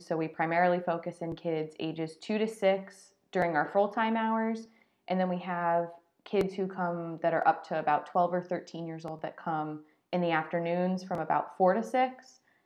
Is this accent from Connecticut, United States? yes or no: yes; Connecticut, United States; moved away as an adult; also born or lived in Pennsylvania / Florida; I'm from Connecticut, so I grew up up north.